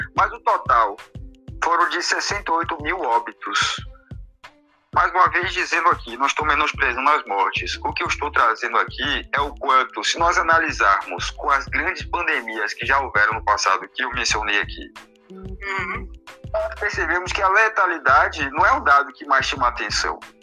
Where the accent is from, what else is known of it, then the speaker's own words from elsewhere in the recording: Portugal; moved away; eu que sou português, tenho família em Portugal